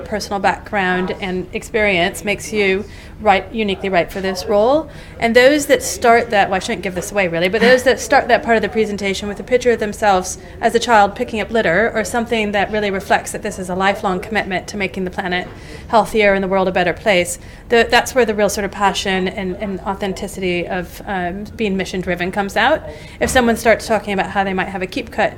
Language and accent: English; United States; moved away as an adult; now in United Kingdom; I am American